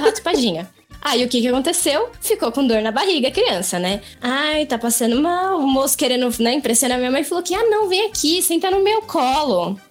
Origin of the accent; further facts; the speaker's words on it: São Paulo, Brazil; eu nasci em São Paulo, eu sempre morei em São Paulo.